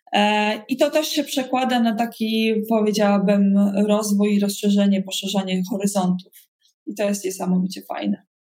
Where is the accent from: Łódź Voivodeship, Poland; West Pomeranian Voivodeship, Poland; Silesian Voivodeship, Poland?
West Pomeranian Voivodeship, Poland; Koszalin; also born or lived in Brussels; now in Warsaw, Poland; pochodzę z Koszalina